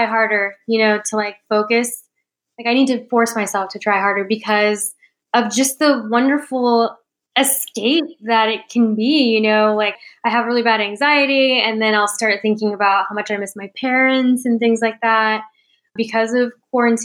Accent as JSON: {"language": "English", "town": "San Antonio", "region": "Texas", "country": "United States", "tie": "born or raised there", "moved": "as an adult", "lives_now": "Austin, United States", "said": "I grew up in San Antonio. So my dad, when he moved to San Antonio, my parents moved to San Antonio, he retired because they didn't want to be moving around anymore. And so I was born and raised there."}